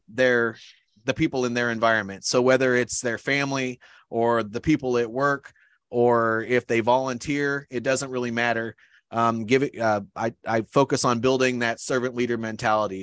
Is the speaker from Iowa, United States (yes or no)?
yes; Iowa, United States; moved away as an adult; I grew up in Iowa.